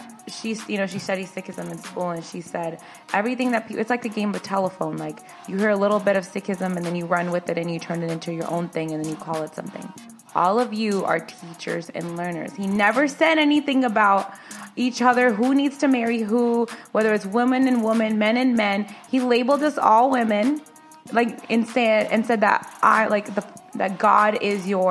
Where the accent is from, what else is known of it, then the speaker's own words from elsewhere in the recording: United States; we're born here, so we're American, but we are American at the end of the day